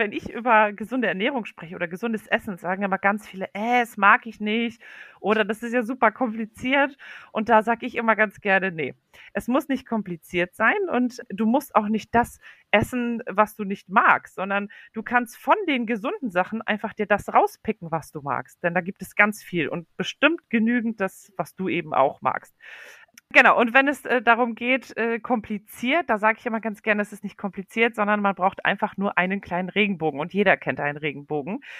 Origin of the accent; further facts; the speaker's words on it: Poland; now in Germany; Und äh, ich komme ursprünglich aus Polen.